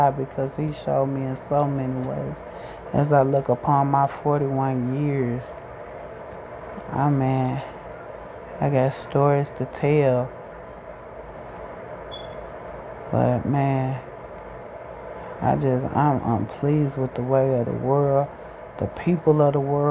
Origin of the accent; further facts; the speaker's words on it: Chicago, Illinois, United States; I grew up in Chicago, the South Side